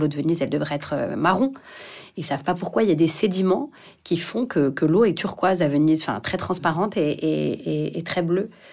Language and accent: French; Paris, Île-de-France, France; je suis parisienne